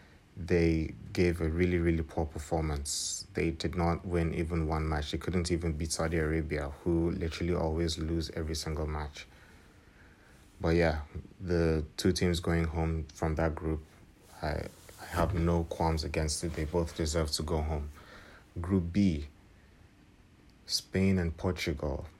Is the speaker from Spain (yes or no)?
no; Nigeria; I am from Nigeria